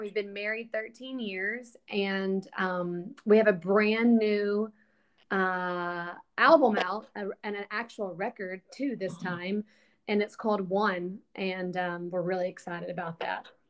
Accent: Alabama, United States; moved away as an adult; now in Nashville, United States; I moved to Nashville when I was 19 from Alabama

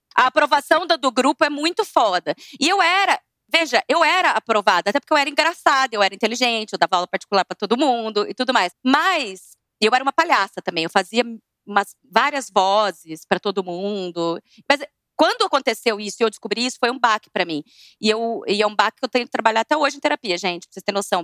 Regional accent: Vargem Grande do Sul, São Paulo, Brazil; eu também sou do interior, de Vargem Grande do Sul. Eu, gente, eu era de uma turma lá muito divertida

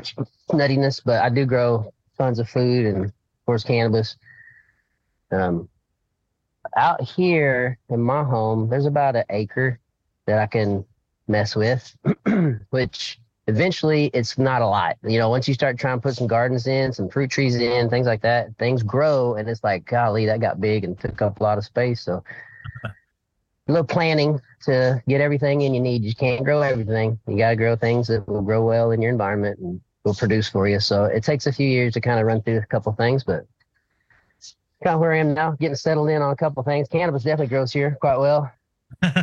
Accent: Oklahoma, United States; I'm from Oklahoma

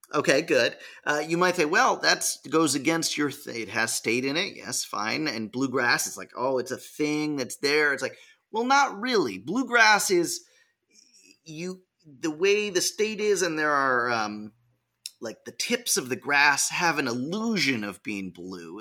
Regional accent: California, United States; My home state

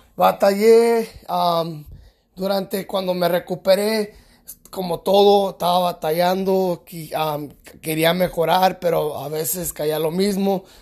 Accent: California, United States; yo soy mexicano-americano, soy nacido en California

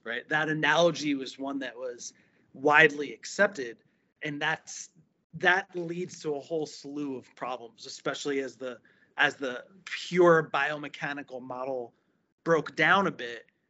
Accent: New Jersey, United States; moved away as an adult; now in Florida, United States; I was uh, born and raised in New Jersey

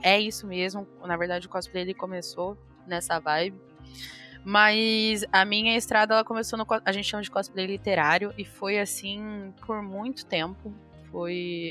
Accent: Mogi das Cruzes, São Paulo, Brazil; Eu sou de Monte das Cruzes

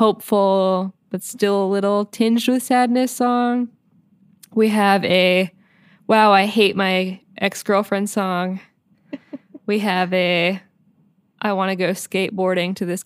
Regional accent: northeastern Pennsylvania, United States; also born or lived in Syracuse; I drove down from my hometown in northeastern Pennsylvania

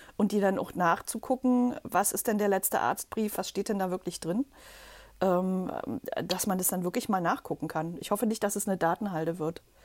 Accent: Berlin, Germany; komme aus Berlin oder bin Berlinerin

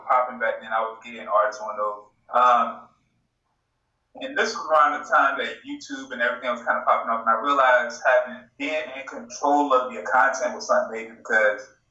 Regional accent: Portsmouth, Virginia, United States; also born or lived in Suffolk, Virginia; I am from Portsmouth in Suffolk, Virginia.

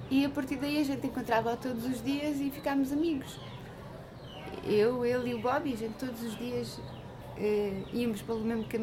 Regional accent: Alentejo, Portugal; moved away as an adult; now in São Tomé, São Tomé & Príncipe; eu nasci no Alentejo uhum. e assim num bairro pequeno.

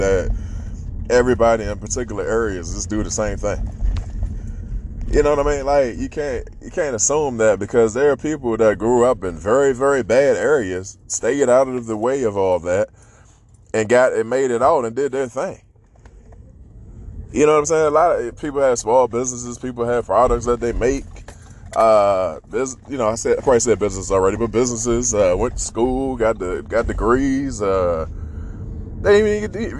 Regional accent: Washington, District of Columbia, United States; I grew up in DC

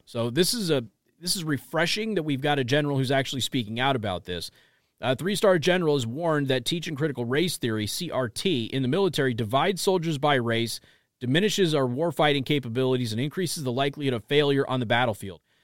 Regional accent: Las Vegas, Nevada, United States; I grew up in Las Vegas

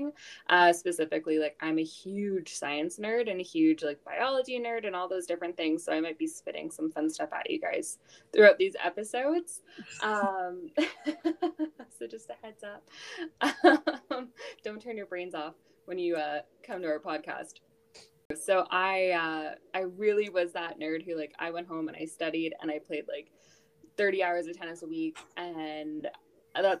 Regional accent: Houston, Texas, United States; moved away as an adult; now in Canada; I grew up in Houston, Texas. So I moved there when I was 6. Back to Canada when I was 18

